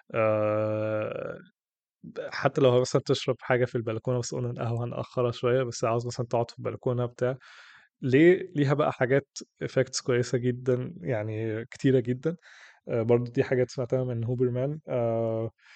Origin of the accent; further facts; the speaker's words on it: Egypt; عندنا في مصر